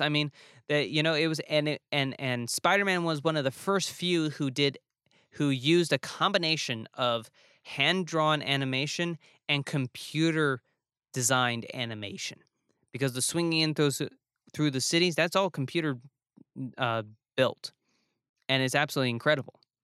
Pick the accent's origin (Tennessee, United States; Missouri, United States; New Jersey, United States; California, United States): New Jersey, United States; also born or lived in New York; as a northerner, as a kid from New Jersey and New York